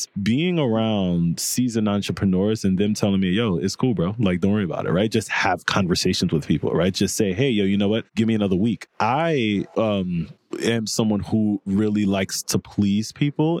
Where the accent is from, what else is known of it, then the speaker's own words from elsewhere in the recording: New York City, New York, United States; also born or lived in Haiti; I was born in Haiti. Mm-hmm. I moved to Coney Island, you know, which was a really, you know, at-risk community growing up